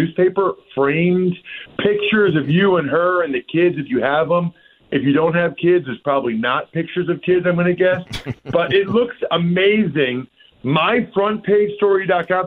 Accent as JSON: {"language": "English", "town": "Reading", "region": "Pennsylvania", "country": "United States", "tie": "born or raised there", "said": "my hometown of Reading, Pennsylvania"}